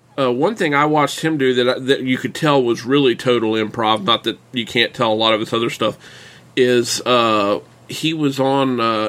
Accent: Virginia, United States; born or raised there

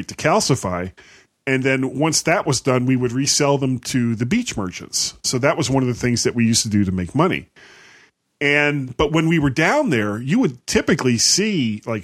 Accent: Fort Lauderdale, Florida, United States; I grew up in Fort Lauderdale, Florida

